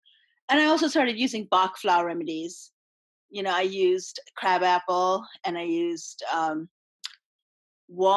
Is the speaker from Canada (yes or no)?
no; India; moved away; I came from India